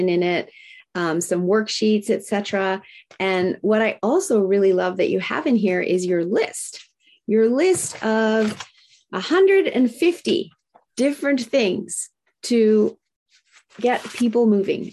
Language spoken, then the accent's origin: English; Japan; moved away; I grew up in Japan